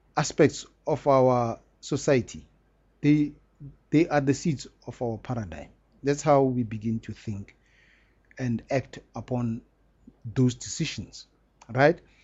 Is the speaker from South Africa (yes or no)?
yes; South Africa; we are very lucky to be South Africans